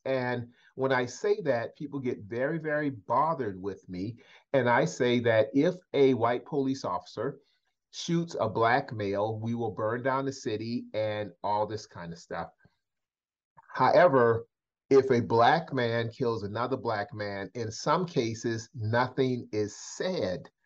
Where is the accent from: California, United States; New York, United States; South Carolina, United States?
South Carolina, United States; Charleston; born or raised there